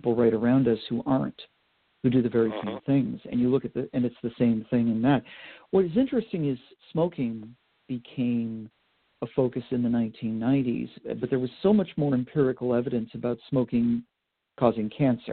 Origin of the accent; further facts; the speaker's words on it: Vermont, United States; also born or lived in Boston, Massachusetts; now in Pennsylvania, United States; where I grew up in Vermont